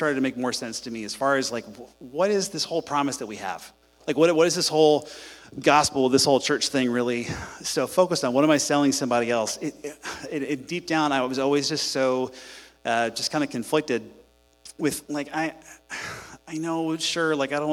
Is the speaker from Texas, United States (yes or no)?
yes; Houston, Texas, United States; I'm from Houston. I grew up here